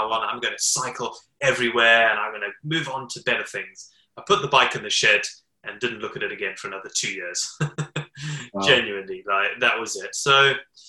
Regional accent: Zimbabwe; now in United Kingdom; I was born in Zimbabwe

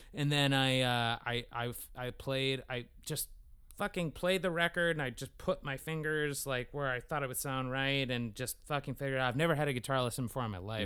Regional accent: Concord, California, United States; I was born in Concord, California

